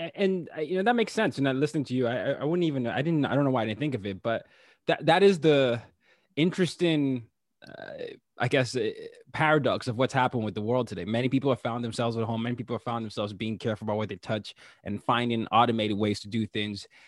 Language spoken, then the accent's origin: English; Lagos, Nigeria; my hometown, Lagos, Nigeria